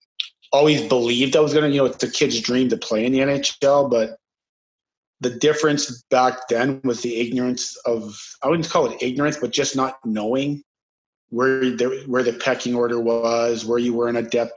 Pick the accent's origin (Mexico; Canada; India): Canada; St. Louis, Saskatchewan; Started, there's not much to do in St. Louis, Saskatchewan, actually. It's a town of 500.